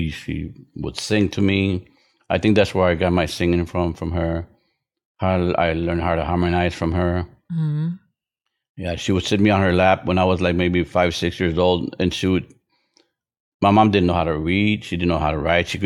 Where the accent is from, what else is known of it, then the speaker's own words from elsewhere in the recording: Brownsville, Texas, United States; born there; No, I was born in Brownsville, Texas.